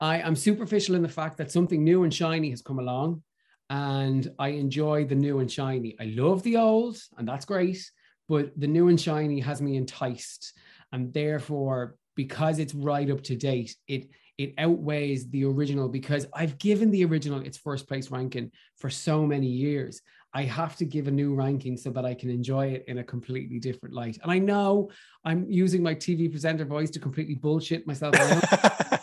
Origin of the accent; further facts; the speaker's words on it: Ireland; as Irish people, and especially as Irish actors